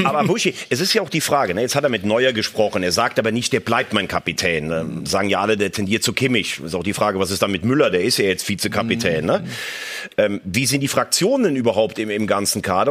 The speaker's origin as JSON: {"language": "German", "town": "Bell", "country": "Germany", "tie": "born or raised there", "said": "in Bell, in meiner Heimat"}